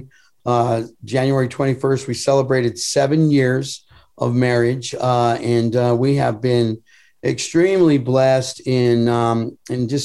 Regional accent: Thornton, Colorado, United States; I am originally from Denver, Colorado, actually a little small suburb by the town by the name of Thornton, Colorado, just a north of Denver suburb. Grew up there

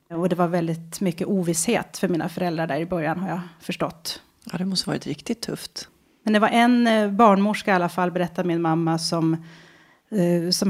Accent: Västerås, Västmanland, Sweden; Jag kommer från {S3} Västerås från början. Urgurka. När föddes du? 1974.

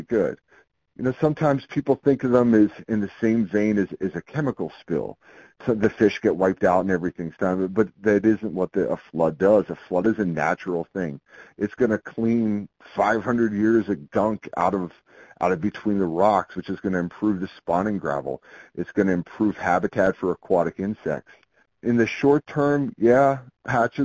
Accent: Pennsylvania, United States; moved away; I grew up in Pennsylvania

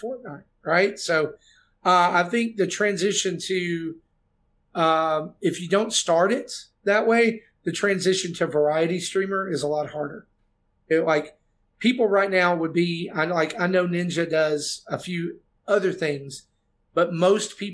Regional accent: the South, United States; I'm from the South.

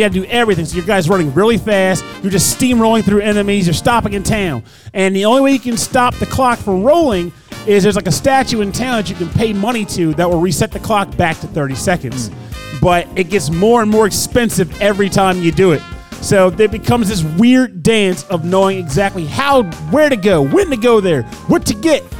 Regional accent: Delaware, United States; born there; I was born in Delaware and that my favorite food is catfish

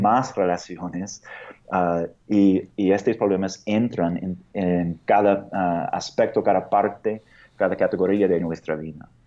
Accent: United States; Spanish is a second language; moved away as an adult; now in Mexico City, Mexico; soy de Estados Unidos

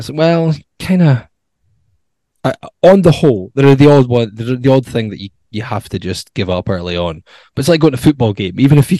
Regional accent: Musselburgh, Scotland, United Kingdom; I'm from Musselburgh.

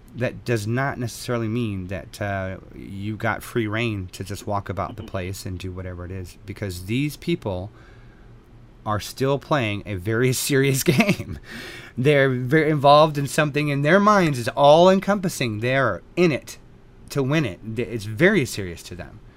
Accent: Texas, United States; born and raised in Texas

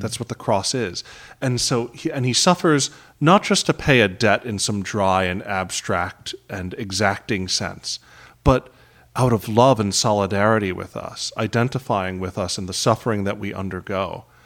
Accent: New York City, New York, United States; also born or lived in Manhattan; I grew up in Queens

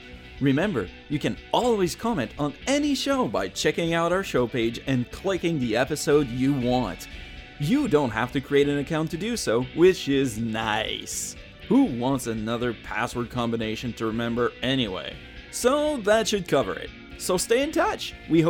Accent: Canada; because I'm Canadian, French-Canadian at that, and keep refusing to get on the email system because they won't put in Le French.

